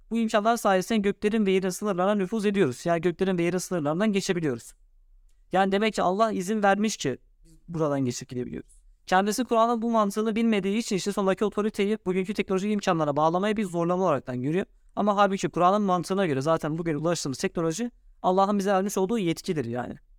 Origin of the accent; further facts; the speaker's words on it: Turkey; Ben Türk'üm